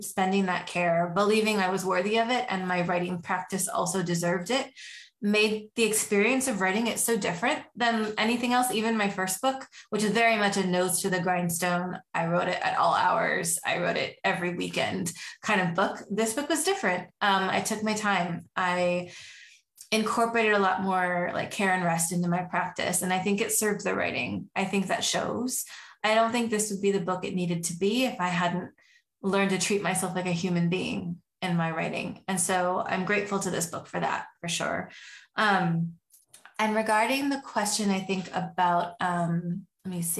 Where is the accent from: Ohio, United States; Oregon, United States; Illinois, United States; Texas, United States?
Oregon, United States; I grew up in Oregon